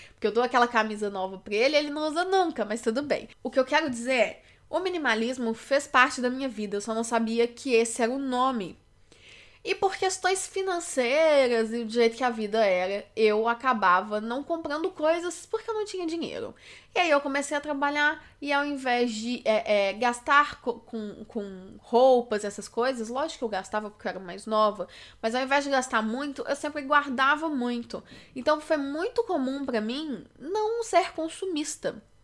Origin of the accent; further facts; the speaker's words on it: Belo Horizonte, Minas Gerais, Brazil; eu sou de Minas Gerais, Belo Horizonte